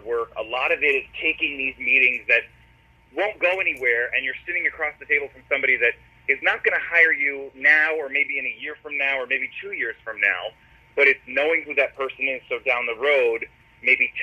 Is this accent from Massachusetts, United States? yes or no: yes; Boston, Massachusetts, United States; growing up in Boston, I begged the top 40 station to let me work there